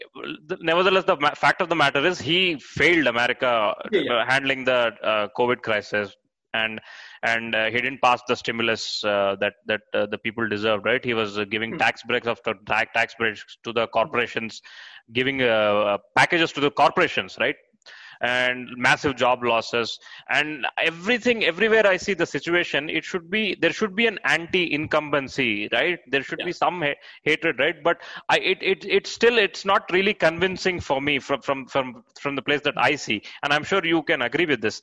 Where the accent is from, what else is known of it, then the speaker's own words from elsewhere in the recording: Andhra Pradesh, India; I'm from the Telugu part of India. It's called Andhra Pradesh